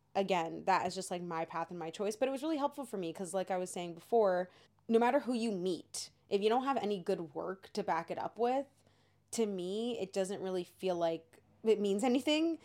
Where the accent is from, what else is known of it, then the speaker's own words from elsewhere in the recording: Canada; when we were growing up, as we said, we had Degrassi